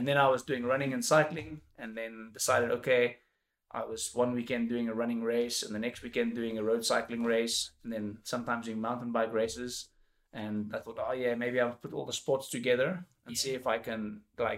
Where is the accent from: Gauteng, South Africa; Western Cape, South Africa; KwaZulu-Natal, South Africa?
Western Cape, South Africa; Durbanville; I grew up in Durbanville.